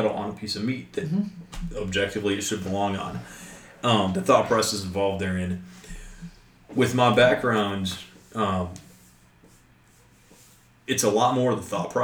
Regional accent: West Kentucky, United States; I grew up in West Kentucky.

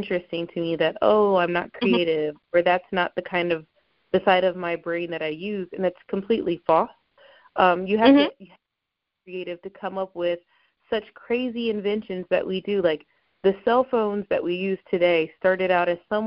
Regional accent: Ohio, United States; I grew up in Ohio, but not from Cincinnati.

